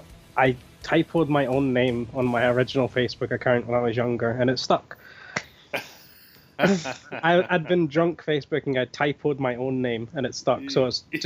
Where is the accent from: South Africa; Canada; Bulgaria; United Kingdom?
United Kingdom; Scotland; They're like, where are you from? I'm like, Scotland.